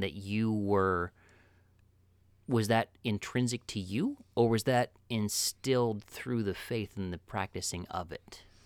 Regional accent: Midwest, United States; as a Midwesterner

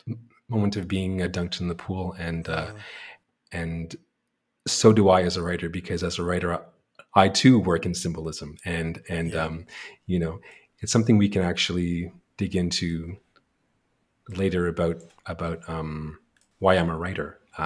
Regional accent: Montreal, Quebec, Canada; born there; Yeah, and so I was born in Montreal, Quebec, in Canada, and third generation Jehovah's Witness

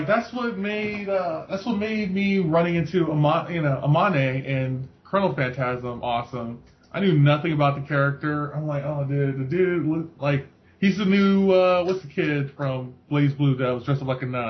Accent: United States; I'm an American

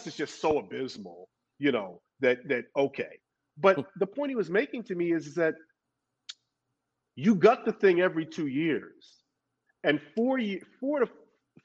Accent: New York City, New York, United States; moved away as an adult; also born or lived in Los Angeles; I grew up in Brooklyn before I moved to Los Angeles, where I went to college.

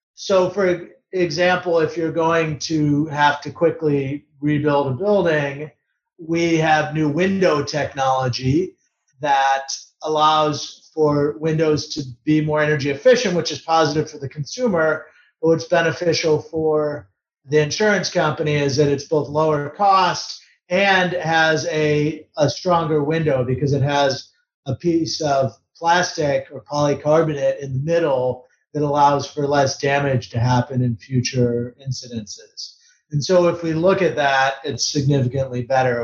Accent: Detroit, Michigan, United States; grew up in Detroit working on cars

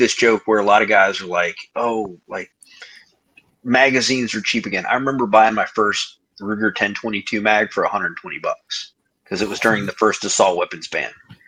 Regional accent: Fort Wayne, Indiana, United States; moved away; I'm originally from Fort Wayne, Indiana

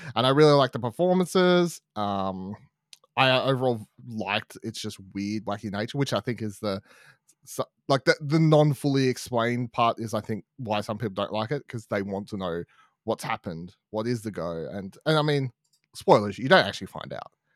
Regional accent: Australia; we're in Australian, we live in Australia

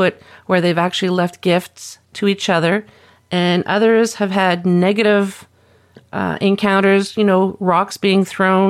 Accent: New Brunswick, Canada; moved away; I'm originally from New Brunswick

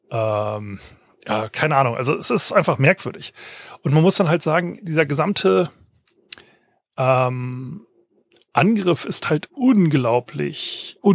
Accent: Hesse, Germany; Ich meine, ich bin aufgewachsen in der Fulda Gap, ja, wo denn Tom Clancy ja im Sturm geschrieben hat

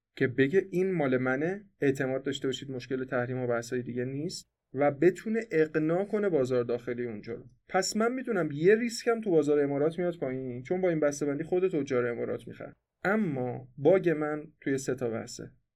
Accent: Iran; به عنوان یه ایرانی

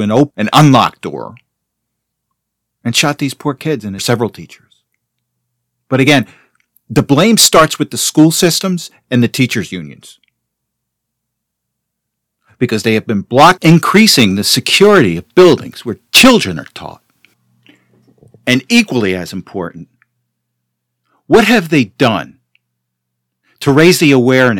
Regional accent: Teaneck, New Jersey, United States; I grew up in Teaneck

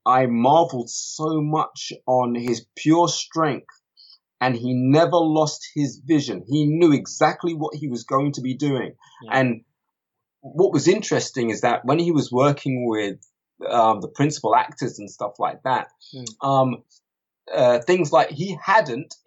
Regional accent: London, United Kingdom; also born or lived in Kilburn; being a little black kid growing up in Harlesden, where else did I move to after Harlesden? I was in Kilburn, then Harlesden or whatever

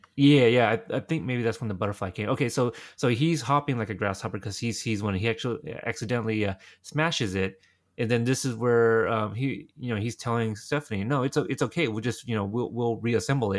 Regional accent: Texas, United States; when people ask me where I'm from, I go Texas

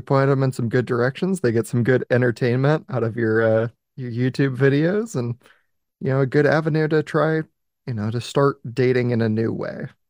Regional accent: Oregon, United States; my home state, Oregon

